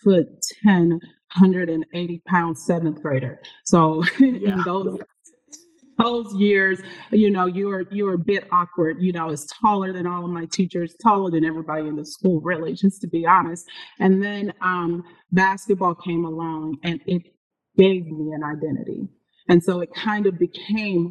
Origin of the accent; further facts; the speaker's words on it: Arkansas, United States; I'm originally from Arkansas